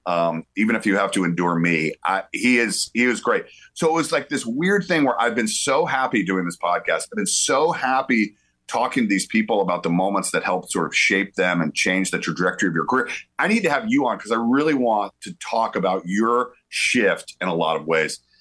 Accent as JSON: {"language": "English", "area": "the South", "region": "Georgia", "country": "United States", "tie": "born or raised there", "said": "I'm from the South, right? So like, uh, grew up going to the University of Georgia"}